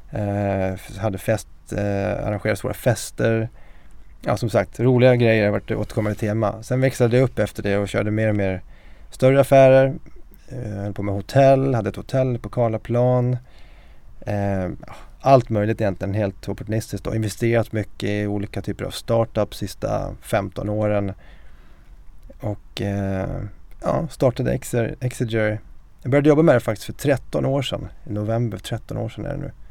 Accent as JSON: {"language": "Swedish", "town": "Mora", "region": "Dalarna County", "country": "Sweden", "tie": "born or raised there", "moved": "as an adult", "lives_now": "Stockholm, Sweden", "said": "en eh, siciliansk dalmas. Jag är uppväxt i Mora med en eh, mamma från Sverige, pappa från Sicilien. Jag är 44 år, gift, har tre barn"}